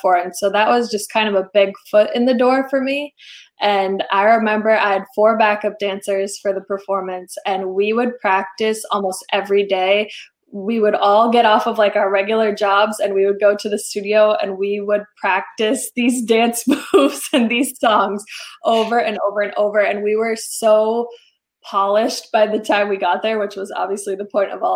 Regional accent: Rhode Island, United States; coming from a smaller town, I'm from Rhode Island

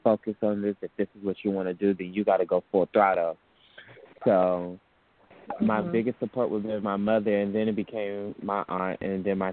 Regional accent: Detroit, Michigan, United States; moved away as an adult; now in Atlanta, United States; I'm from Detroit, Michigan. I came down to Atlanta, Georgia for school.

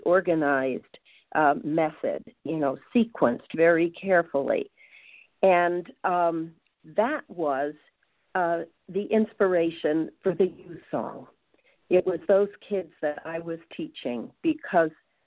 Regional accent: Long Island, New York, United States; moved away as an adult; now in St. Louis, United States; I grew up on Long Island

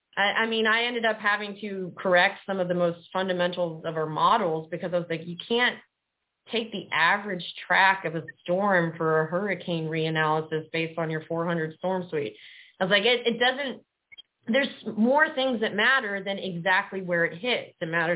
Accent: Gulf Coast, United States; And because I grew up on the Gulf Coast, hurricanes were where I was drawn to.

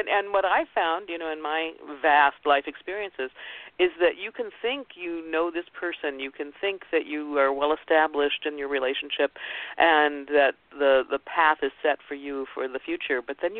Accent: Ohio, United States; before the show about I grew up in Ohio, and she was an Ohio woman.

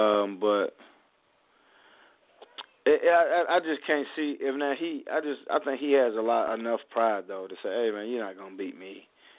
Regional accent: Spartanburg, South Carolina, United States; my hometown of Spartanburg

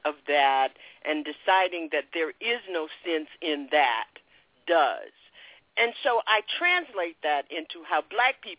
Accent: Palm Beach, Florida, United States; growing up in Jim Crow, I attended segregated schools until I was in the ninth grade. And then from 10th grade to 12th grade, I was one black child, little grit. And I was a black princess, by the way, and of 900 white children in Palm Beach, Florida.

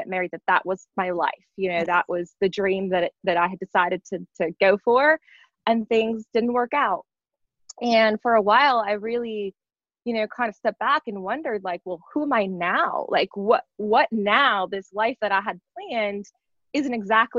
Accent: North Dakota, United States; moved away as an adult; I grew up in North Dakota in a very, very small town of 100 people

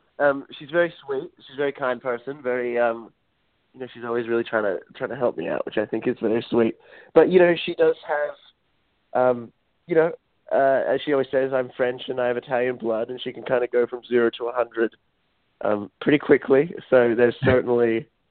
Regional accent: Australia; now in United States; Because I moved here from Australia, and I have to admit, the first day I hung out with her, I was kind of, you know, part of the weird Hollywood experience in life today.

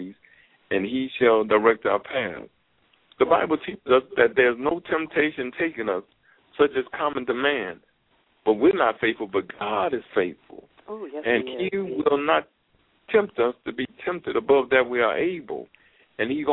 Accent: Gary, Indiana, United States; I had a roommate who was from Indiana, just like me

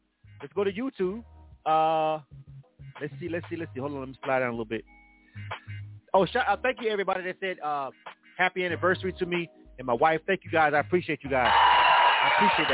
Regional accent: Florida, United States; I'm from Florida

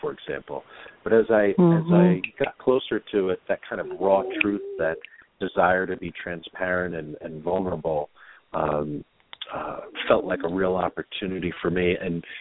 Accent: New York City, New York, United States; grew up in New York. I'm originally from Queens, New York, and grew up a little rough and tumble

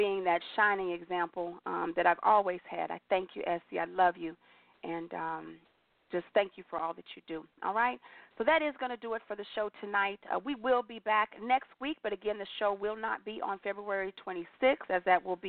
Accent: Aurora, United States; Ryan and I grew up together in Aurora

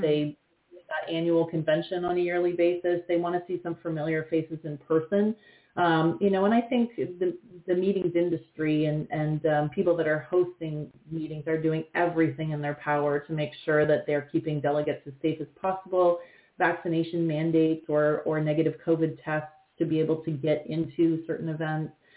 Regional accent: London, Ontario, Canada; now in Toronto, Canada; I grew up in London, Ontario

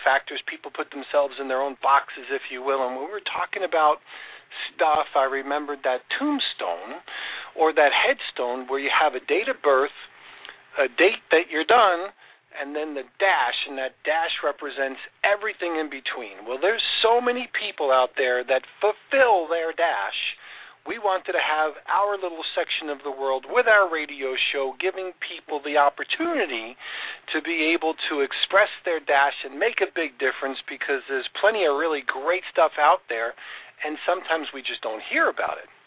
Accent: New York, United States; I grew up in New York

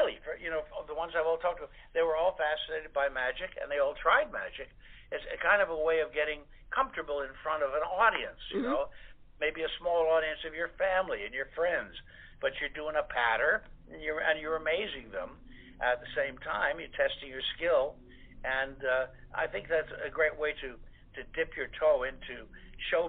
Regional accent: Goshen, Indiana, United States; also born or lived in New York; now in Beverly Hills, United States; I'm of course from Goshen, Indiana, originally

